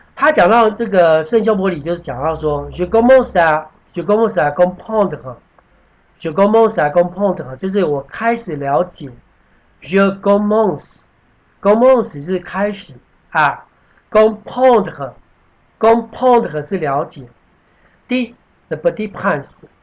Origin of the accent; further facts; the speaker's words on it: Taiwan; 我们台湾人